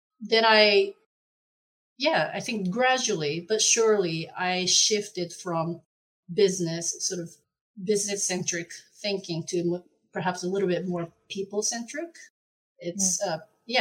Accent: Japan; moved away as an adult; now in Netherlands; I'm originally from Japan, but I've been living in the Netherlands since 2010.

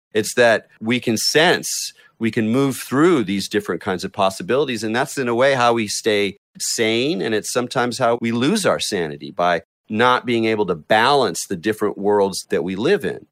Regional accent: North County, north of San Diego, Southern California, United States; I grew up in Southern California on the coast of North County, north of San Diego

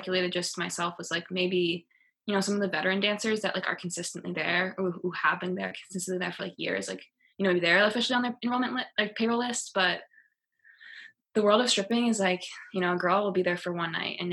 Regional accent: East Coast, United States; moved away as an adult; also born or lived in Los Angeles; I'm from the East Coast

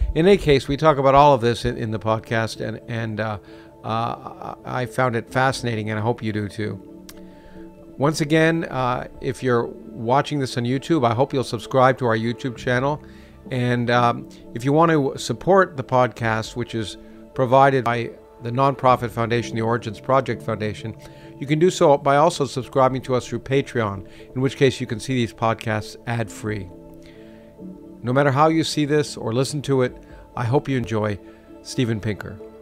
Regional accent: Toronto, Ontario, Canada; moved away as an adult; also born or lived in Boston; I grew up in Toronto.

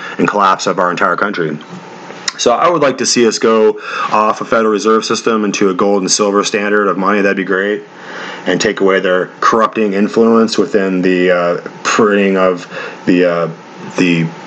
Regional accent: United States; as an American man

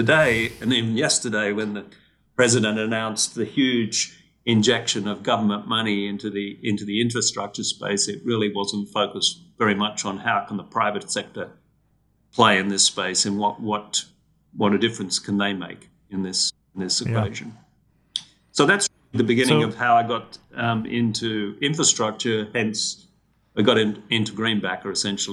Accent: Australia; moved away; I did what a lot of Australian kids

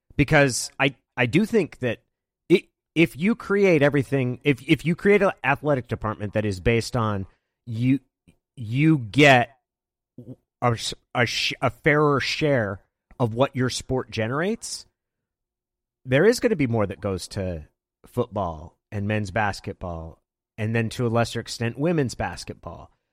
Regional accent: Klamath Falls, Oregon, United States; moved away; I grew up in Klamath Falls, which is about three hours down Highway ninety-seven

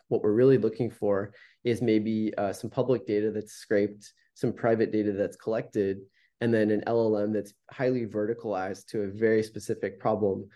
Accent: Palo Alto, California, United States; having the fortune of growing up in Silicon Valley

